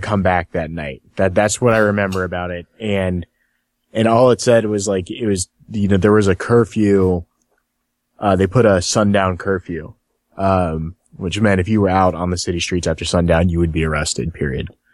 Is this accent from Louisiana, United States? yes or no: no; Cincinnati, Ohio, United States; I'm from Cincinnati